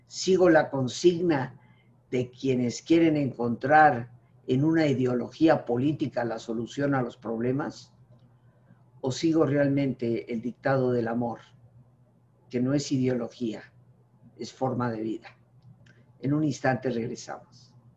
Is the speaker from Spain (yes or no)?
no; Mexico; ninguno de nosotros como mexicanos, reconociéndonos como mexicanos